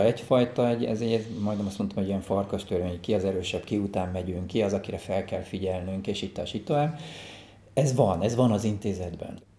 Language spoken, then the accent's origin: Hungarian; Budapest, Hungary; also born or lived in Alsóbélatelep, Fonyód; én valójában csodálatos környezetben nőttem fel